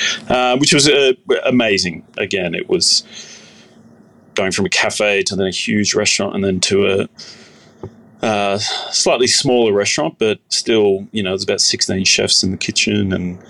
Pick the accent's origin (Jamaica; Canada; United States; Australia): Australia; Baulkham Hills, New South Wales; And growing up in Borkham Hills, so I'd be catching the train at about 6 a.m. in the morning.